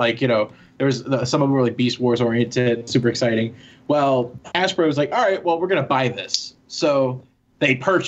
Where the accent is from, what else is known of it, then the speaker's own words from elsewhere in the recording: Louisville, Kentucky, United States; my home state of Louisville, Kentucky.